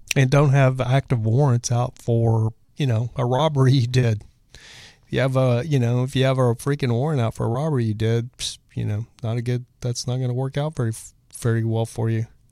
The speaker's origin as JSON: {"language": "English", "region": "Texas", "country": "United States", "said": "I'm from Texas"}